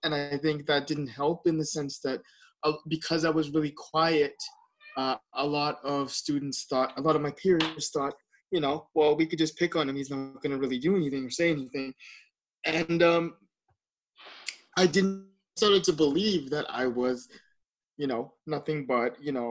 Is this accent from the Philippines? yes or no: yes; Philippines; because I'm Filipino, we have a lot of parties